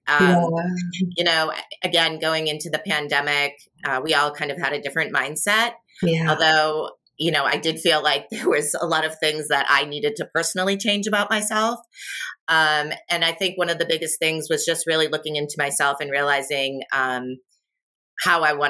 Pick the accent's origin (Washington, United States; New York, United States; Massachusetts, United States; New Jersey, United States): Massachusetts, United States; Boston; I'm from Boston. My dad's retired from the military.